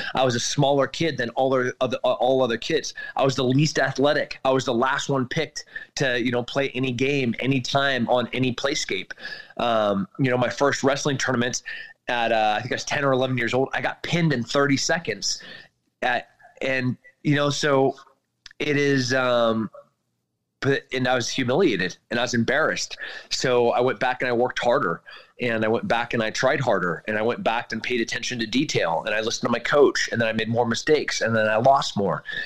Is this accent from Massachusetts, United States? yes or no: no; California, United States; moved away; I'm, I'm from California